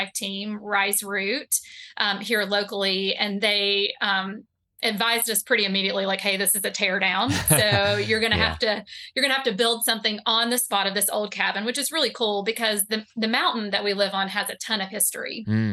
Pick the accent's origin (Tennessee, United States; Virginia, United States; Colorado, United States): Tennessee, United States; East; now in North Carolina, United States; the tobacco barns that I grew up around in East Tennessee